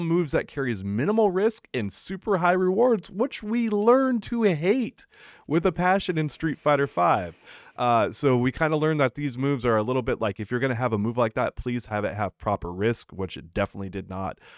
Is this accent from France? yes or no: no; United States; As an American